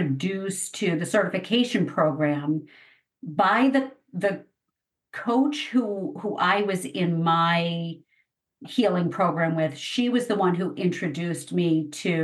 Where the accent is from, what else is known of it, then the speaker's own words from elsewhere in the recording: East Coast, United States; I grew up on the East Coast